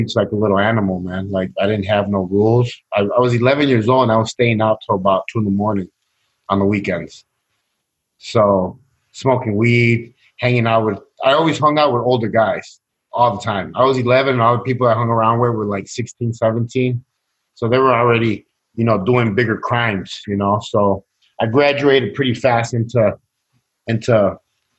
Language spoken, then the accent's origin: English; Chicago, Illinois, United States; born or raised there; also born or lived in Sacramento, California